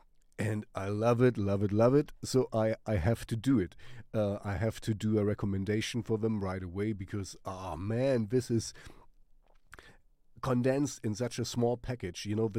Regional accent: Germany; first language German; English is a second language; I want to sing in German because it's my mother tongue

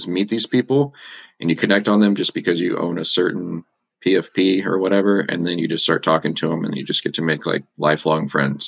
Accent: Colorado, United States; also born or lived in Texas; I mean, I'm from Colorado, really. I was born in Texas, but I've kind of moved a lot in my life.

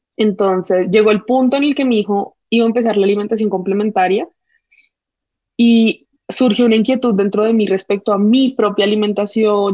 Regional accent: Colombia; mi típica como colombiana

